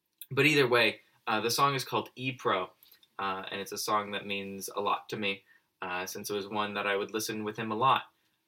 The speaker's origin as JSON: {"language": "English", "town": "Los Angeles", "region": "California", "country": "United States", "moved": "yes", "said": "I'm from Los Angeles, California."}